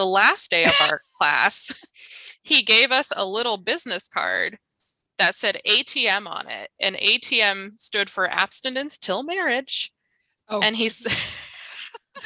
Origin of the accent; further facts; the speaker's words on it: Phoenix, Arizona, United States; I went to public school in Arizona. I grew up in Phoenix